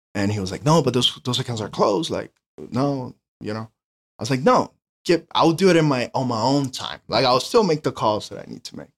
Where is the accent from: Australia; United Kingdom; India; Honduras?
Honduras; English is a second language; moved away as an adult; now in United States; born and raised in Honduras. I came here to the States for college.